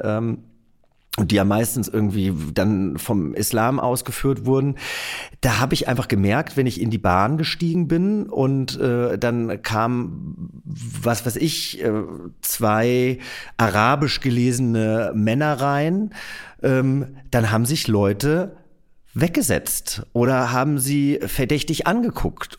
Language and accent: German; near Giessen, Hesse, Germany; Ich bin ja in der Nähe von Gießen groß geworden